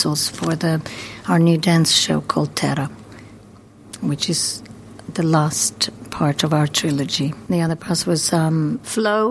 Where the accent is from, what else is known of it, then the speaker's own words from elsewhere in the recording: Croatia; moved away as an adult; also born or lived in New York, United States; now in London, United Kingdom; I was born in Croatia and I moved to America when I was 22.